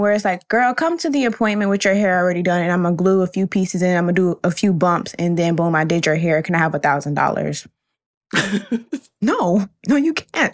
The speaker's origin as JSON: {"language": "English", "region": "Florida", "country": "United States", "tie": "born or raised there", "moved": "yes", "lives_now": "Brooklyn, United States", "said": "Still coming from Brooklyn, but born and raised in Florida"}